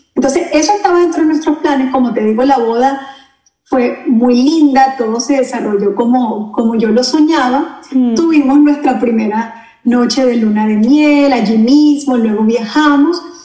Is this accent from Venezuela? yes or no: yes; Venezuela; moved away as an adult; now in Orlando, United States; ya tenemos seis años acá en la Florida, desde que emigramos desde Venezuela